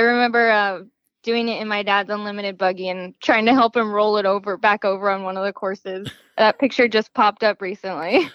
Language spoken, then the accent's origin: English; Gilbert, Arizona, United States; I was born in Gilbert, Arizona, and I have never moved anywhere else